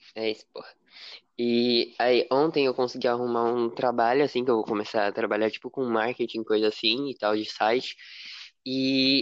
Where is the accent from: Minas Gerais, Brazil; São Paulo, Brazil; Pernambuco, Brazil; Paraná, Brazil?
São Paulo, Brazil; eu sou do estado de São Paulo